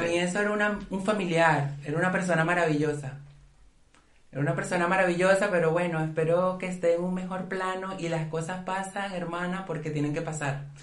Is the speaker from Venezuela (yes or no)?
yes; Venezuela; como buenas venezolanas que somos